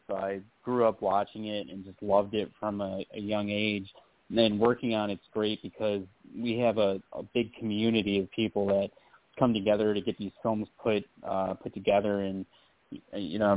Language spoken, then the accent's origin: English; Rochester, New York, United States; I'm from I'm from Rochester. We're real close to Buffalo